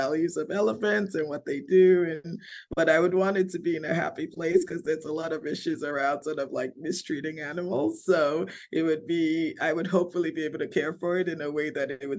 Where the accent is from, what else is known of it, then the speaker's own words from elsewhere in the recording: Nigeria; my home country